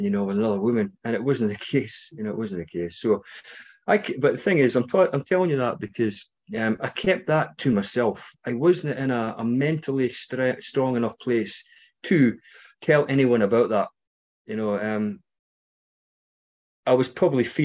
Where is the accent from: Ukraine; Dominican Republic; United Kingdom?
United Kingdom; Scotland; you might recognise my accent, maybe not. I'm from Scotland.